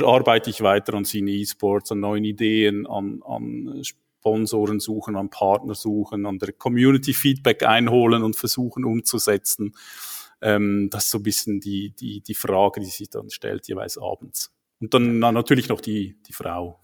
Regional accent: Switzerland; accent: Swiss; wohne in der Schweiz, wie man unschwer an meinem Akzent hört

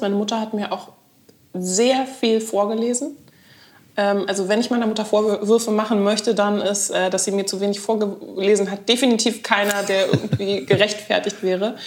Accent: Berlin, Germany; Ich bin eine echte Berlinerin

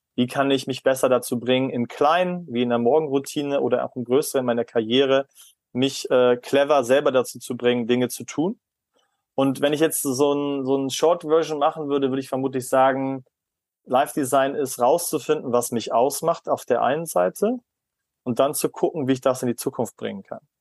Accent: Germany; als Deutscher

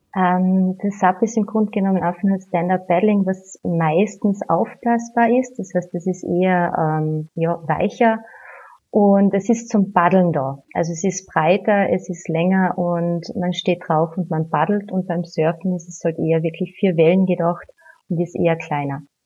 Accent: Villach, Carinthia, Austria; rund um meine Heimatstadt sind 17 Seen

